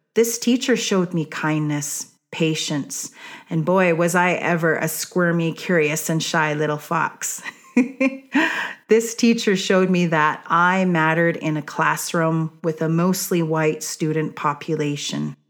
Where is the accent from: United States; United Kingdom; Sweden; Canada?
Canada; Kainai, Blackfoot Confederacy, Alberta; I was raised in Aguana, the blood tribe, which is part of the Blackfoot Confederacy